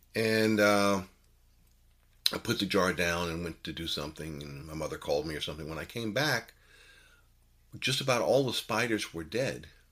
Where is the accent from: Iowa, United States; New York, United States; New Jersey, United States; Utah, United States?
New York, United States; New York City; growing up in New York City, uh, from the age of eight